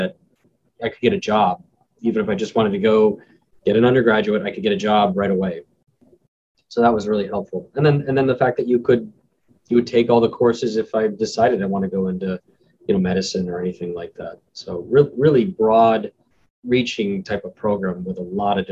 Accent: Chandler, Arizona, United States; moved away as an adult; now in Maine, United States; I'm originally from Phoenix, Arizona, or one of the suburbs of Phoenix, Chandler

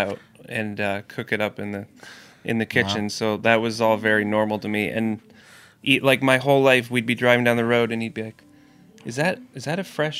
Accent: Martha's Vineyard, Massachusetts, United States; I grew up on Martha's Vineyard

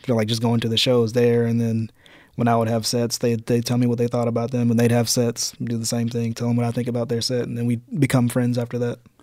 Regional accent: Birmingham, Alabama, United States; from Birmingham

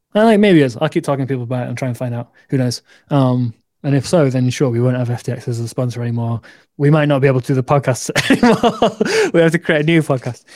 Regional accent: north of England, United Kingdom; I'm English. I'm from the north of England

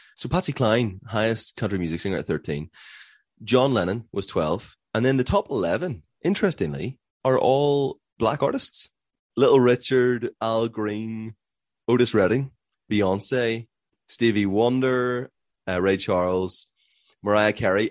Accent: Belfast, Northern Ireland, United Kingdom; we're from Belfast, Northern Ireland

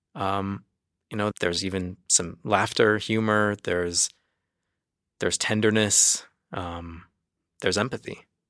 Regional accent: United States; moved away as an adult; now in Jerusalem, Israel; I do come in as the American journalist

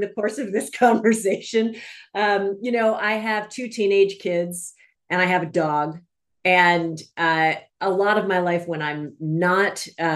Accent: Washington, District of Columbia, United States; moved away as an adult; also born or lived in New England / New York; now in California, United States; I grew up in Washington, D.C.

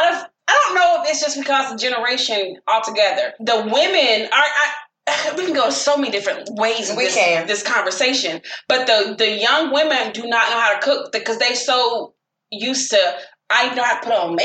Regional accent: the South, United States; I'm the from the South

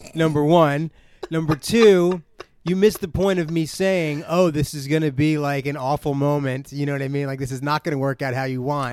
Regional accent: New Jersey, United States

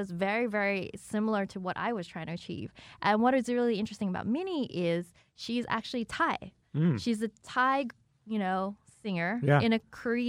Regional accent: Sydney, New South Wales, Australia; moved away as an adult; also born or lived in China / Melbourne; now in Los Angeles, United States; I grew up in Sydney.

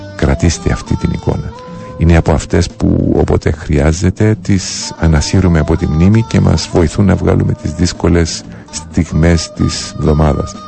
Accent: Cyprus; Πληρότητα και περηφάνεια για τον τόπο μου

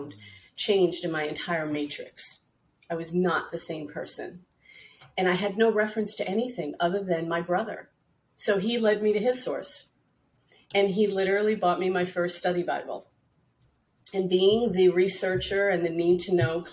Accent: New York City, New York, United States; growing up in Brooklyn in a Catholic, you know, American, Italian American family

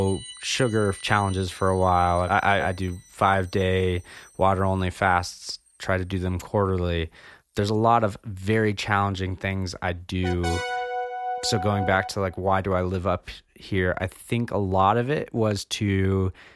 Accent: Jackson, Wyoming, United States; I was born in Jackson, Wyoming

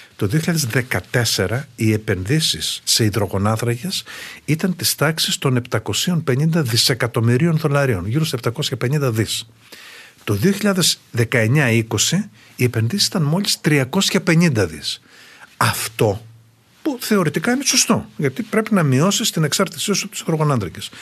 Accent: Greece

